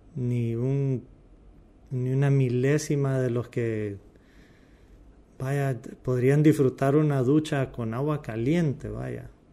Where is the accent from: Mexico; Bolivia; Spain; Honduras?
Honduras; como hondureños